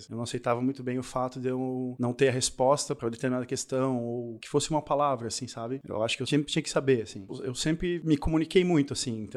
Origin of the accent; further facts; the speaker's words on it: Paraná, Brazil; now in Santa Catarina, Brazil; Eu, quando vim do Paraná pra cá, no Paraná a gente falava você.